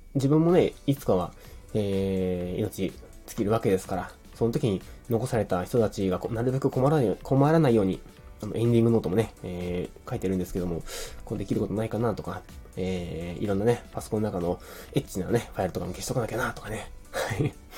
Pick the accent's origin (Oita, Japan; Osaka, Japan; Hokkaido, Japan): Oita, Japan; Beppu; moved away; also born or lived in Fukuoka; 幼稚園から中学校まで別府市で、えー、育ちました。実は生まれは福岡なんですけど、生まれてすぐ、ね、別府に引っ越しております。